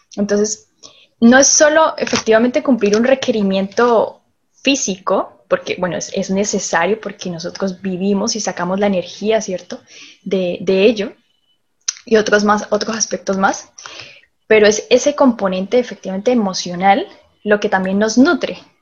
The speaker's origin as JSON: {"language": "Spanish", "country": "Colombia", "moved": "as an adult", "lives_now": "Chile", "said": "yo soy colombiana, vivo aquí en Chile ya hace seis años"}